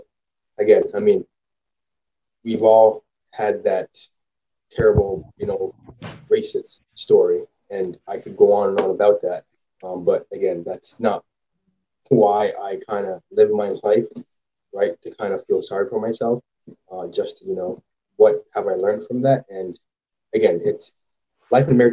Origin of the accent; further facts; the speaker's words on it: Jamaica; also born or lived in Ottawa / Scarborough, Toronto; now in Moncton, Canada; I grew up in Jamaica. When I first moved to Canada, I lived in Ottawa